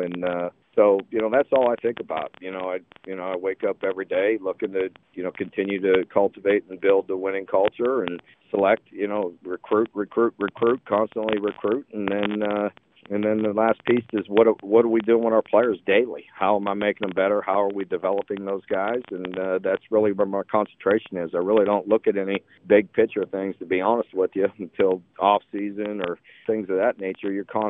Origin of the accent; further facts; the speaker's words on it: Youngstown, Ohio, United States; moved away; Growing up in Youngstown, of course, had a lot to do with it.